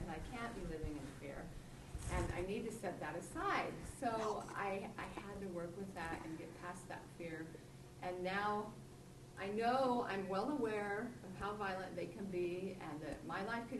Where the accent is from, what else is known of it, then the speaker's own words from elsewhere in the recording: United States; I was raised Muslim in America, and I became a Christian at 14